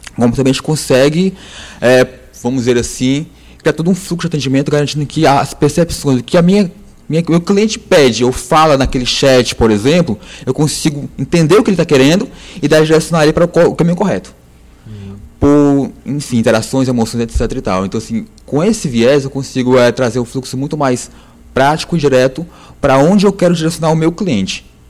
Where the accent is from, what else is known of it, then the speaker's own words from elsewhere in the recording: Ceará, Brazil; somos cearenses